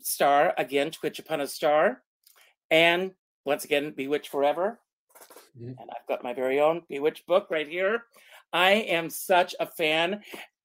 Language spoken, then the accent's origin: English; South Carolina, United States; now in New York, United States; I grew up in South Carolina in a very small town